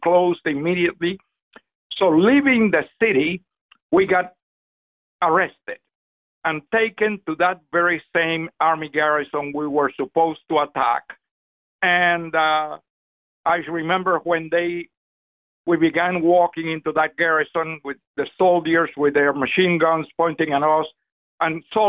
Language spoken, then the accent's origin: English; Cuba; moved away; I became involved in the Cuban underground in my hometown